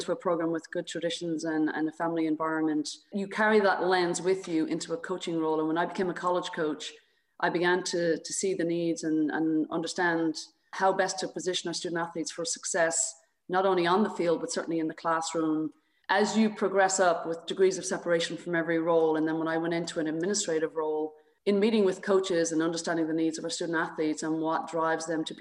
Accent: Dublin, Leinster, Ireland; moved away as an adult; also born or lived in South Carolina; now in United States; I grew up in Dublin, Ireland.

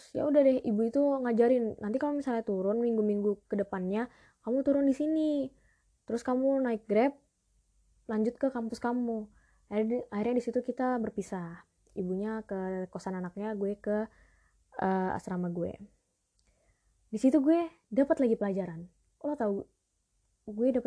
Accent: Palopo, South Sulawesi, Indonesia; now in Jakarta, Indonesia; Itu logat kampung gue di Sulawesi.

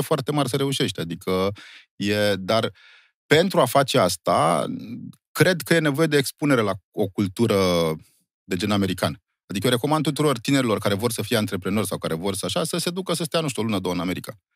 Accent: Romania; doar dacă suntem români nu înseamnă că am furat ceasurile

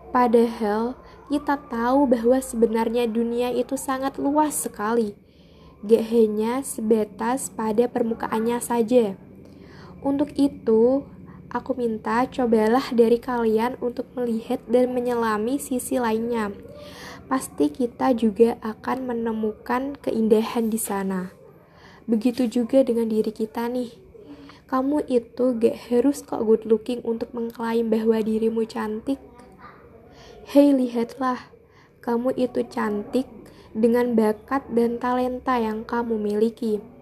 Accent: Jepara, Central Java, Indonesia; aku dari Jepara.

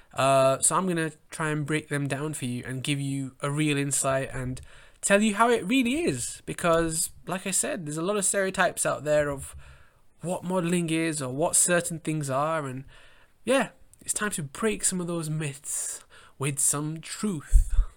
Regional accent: England, United Kingdom; I grew up in England

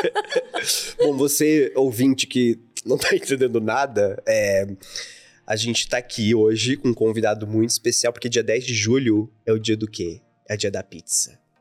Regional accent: interior of Santa Catarina, Brazil; now in São Paulo, Brazil; Eu, eu vim do, do interior de Santa Catarina

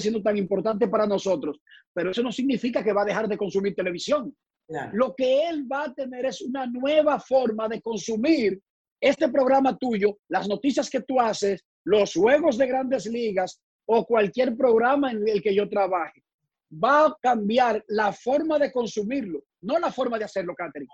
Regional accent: Santo Domingo, Distrito Nacional, Dominican Republic; moved away; also born or lived in United States; Yo soy de Buenos Aires de Herrera, calle Cuba, en la parte oeste de la capital dominicana.

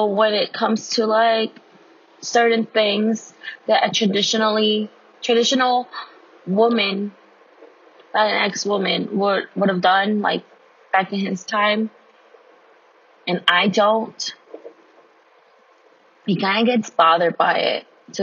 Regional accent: United States; I'm Mexican American, first generation student, first generation everything technically

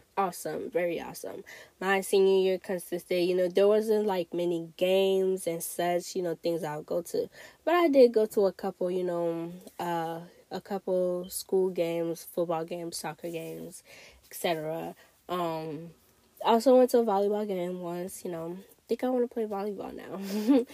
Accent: Togo; also born or lived in Ghana; now in United States; I grew up in Togo, but I spent, you know, I spent my life going back and forth to Ghana

